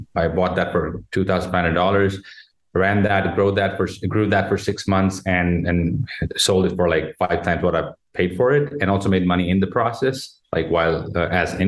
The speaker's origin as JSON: {"language": "English", "town": "Jodhpur", "region": "Rajasthan", "country": "India", "moved": "as an adult", "lives_now": "Gurgaon, India", "said": "I'm from India, a city called Jodhpur, also called the Blue City"}